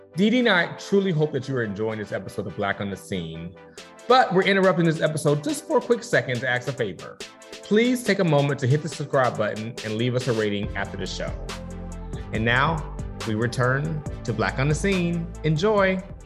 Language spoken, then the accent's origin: English; the South, United States; I grew up in the South